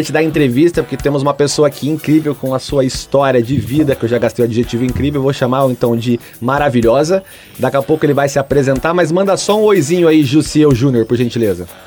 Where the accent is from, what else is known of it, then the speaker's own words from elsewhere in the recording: Lagoa Seca, Paraíba, Brazil; Não, sou paraibano, sou de uma cidadezinha chamada Lagoa Seca, tem 30 mil habitantes